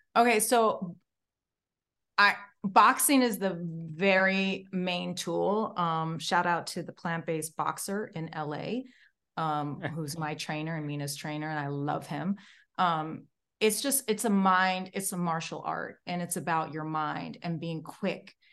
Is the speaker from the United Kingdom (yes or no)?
no; Morocco; moved away; I came all the way from Morocco